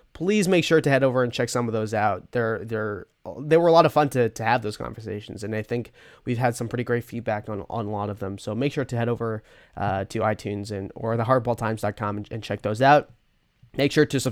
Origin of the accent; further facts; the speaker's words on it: Brookline, Massachusetts, United States; Brookline, Massachusetts, also my hometown